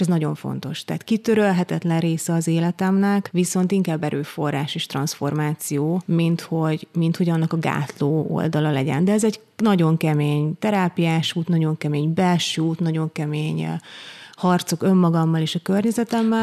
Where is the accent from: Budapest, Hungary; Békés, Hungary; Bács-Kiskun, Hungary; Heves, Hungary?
Heves, Hungary; Eger; én Egerben nőttem föl